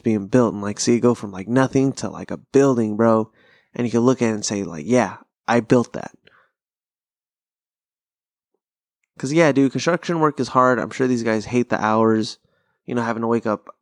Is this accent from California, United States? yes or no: yes; Pasadena, California, United States; growing up in SoCal